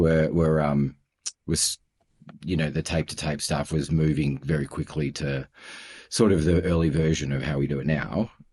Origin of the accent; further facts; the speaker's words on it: Melbourne, Victoria, Australia; also born or lived in Toronto, Canada; now in Sydney, Australia; I'm in Sydney. Uh, I'm from Melbourne